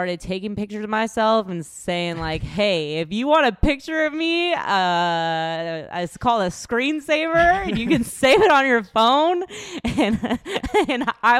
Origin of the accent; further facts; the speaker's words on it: Washington, United States; now in Texas, United States; I grew up in Washington